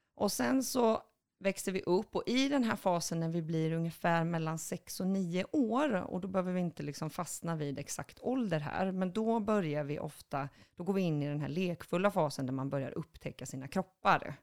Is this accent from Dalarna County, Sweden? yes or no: no; Boxholm, Östergötland, Sweden; Jag är född i en liten håla utanför Linköping, söder om Linköping, som heter Boxholm